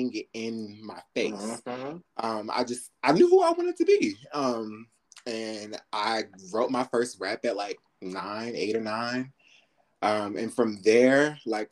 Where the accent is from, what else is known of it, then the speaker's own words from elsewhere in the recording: New York, United States; I'm from New York. My sister went to this fashion high school in New York.